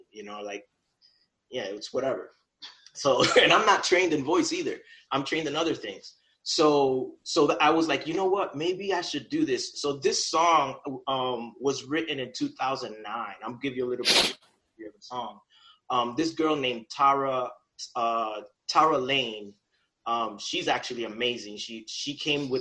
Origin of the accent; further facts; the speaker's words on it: New York, United States; I'm from New York